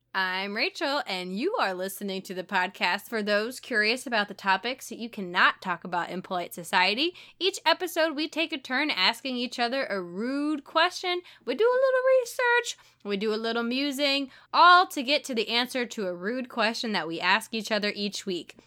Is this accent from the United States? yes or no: yes; St. Louis, Missouri, United States; I'm from Saint Louis